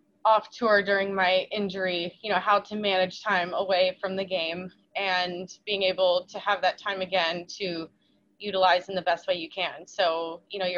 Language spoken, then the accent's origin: English; Charleston, South Carolina, United States; moved away as an adult; also born or lived in Daniel Island, South Carolina; now in Florida, United States; my hometown, my whole family's still there